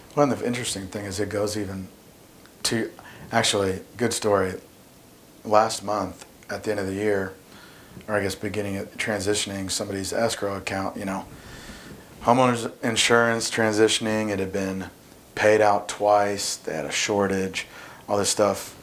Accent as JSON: {"language": "English", "town": "Indianapolis", "region": "Indiana", "country": "United States", "tie": "born or raised there", "lives_now": "Zionsville, United States", "said": "I'm from Indianapolis, live in Zionsville now, uh, so I haven't moved too far away"}